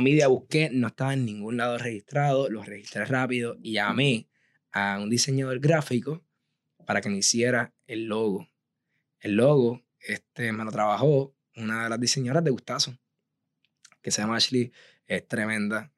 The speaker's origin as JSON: {"language": "Spanish", "town": "Aguadilla", "country": "Puerto Rico", "tie": "born or raised there", "also_born_or_lived": "San Juan, Puerto Rico / Providence, Rhode Island", "moved": "as an adult", "said": "yo soy actualmente de Aguadilla, soy aguadillano de pura cepa"}